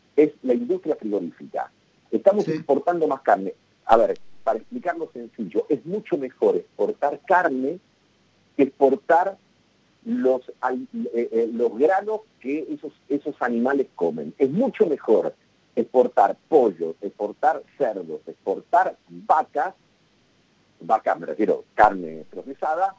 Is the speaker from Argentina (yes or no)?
yes; Argentina